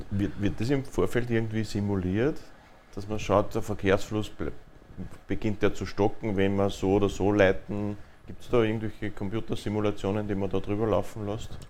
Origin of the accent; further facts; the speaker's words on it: Linz, Upper Austria, Austria; Also die A26, Sie haben schon angesprochen, betrifft mich selbst auch ja, als Linzer.